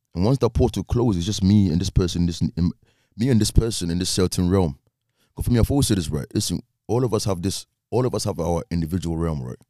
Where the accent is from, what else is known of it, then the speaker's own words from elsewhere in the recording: Ghana; I'm Ghanaian